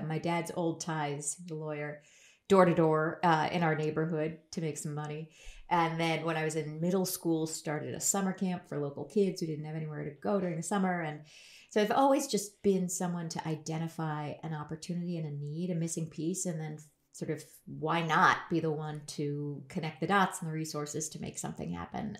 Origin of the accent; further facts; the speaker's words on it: Berkeley, California, United States; I grew up in Berkeley, California